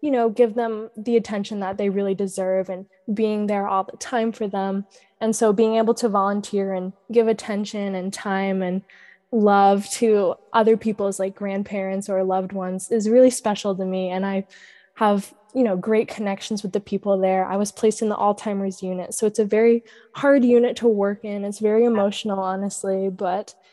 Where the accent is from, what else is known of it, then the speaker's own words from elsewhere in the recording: Maine, United States; that's a beach that I've grown up going to because I've lived in the same small town my entire life